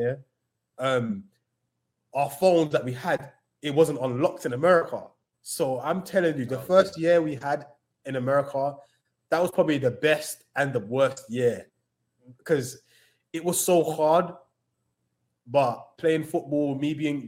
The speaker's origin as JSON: {"language": "English", "region": "London", "country": "United Kingdom", "tie": "born or raised there", "moved": "as an adult", "lives_now": "New York, United States", "said": "Growing up in London, especially with the area I come from in Tottenham"}